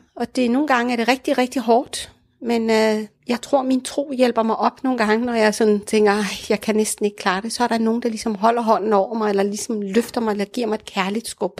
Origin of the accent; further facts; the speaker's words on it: Denmark; also born or lived in Morocco; Jeg er jo både dansk, når jeg åbner munden og taler, og i og med, at jeg har været her hele mit liv